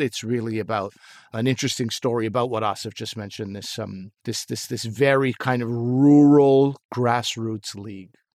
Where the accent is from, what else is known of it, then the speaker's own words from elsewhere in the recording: Pakistan; moved away; I'm still a Pakistani, and I have, you know, been there